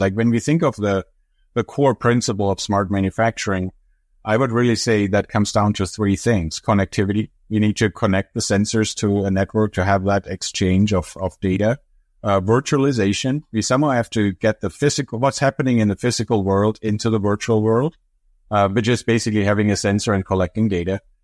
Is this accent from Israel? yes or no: no; Germany; English is a second language; moved away as an adult; now in United States; I'm from Europe originally, from Germany.